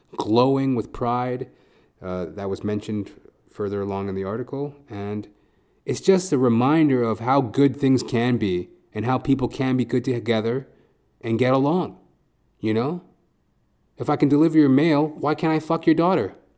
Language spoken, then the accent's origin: English; Edmonton, Alberta, Canada; moved away as an adult; now in Toronto, Canada; I was born in Edmonton, Alberta, born and raised